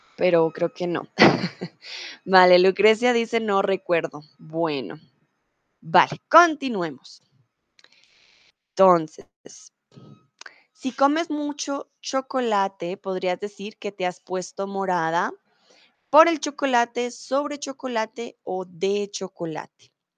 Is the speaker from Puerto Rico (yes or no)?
no; Colombia